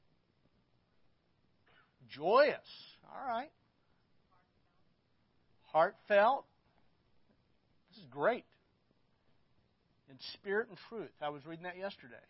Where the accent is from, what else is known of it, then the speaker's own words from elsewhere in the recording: Arkansas, United States; I grew up in Arkansas